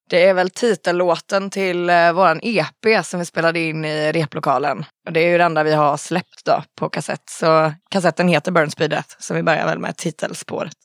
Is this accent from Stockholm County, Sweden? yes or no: no; Falun, Dalarna County, Sweden; moved away; Jag är från Falun och jag har ju lite ynnesten att ha liksom en farsa som har spelat grindcore och så under hela min uppväxt.